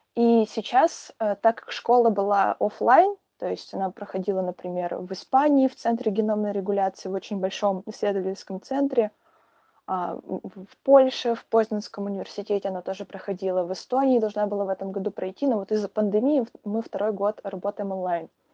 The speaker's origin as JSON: {"language": "Russian", "town": "Perm", "region": "Perm Krai", "country": "Russia", "said": "я девочка из Перми"}